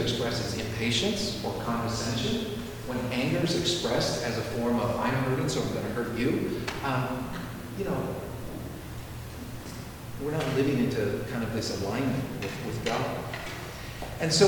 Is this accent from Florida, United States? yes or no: no; San Francisco, California, United States; moved away as an adult; also born or lived in Tuscaloosa; I'm from San Francisco.